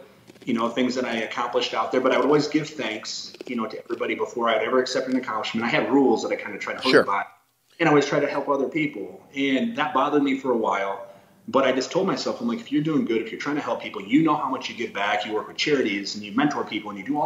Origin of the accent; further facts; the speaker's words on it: South Dakota, United States; I'm from South Dakota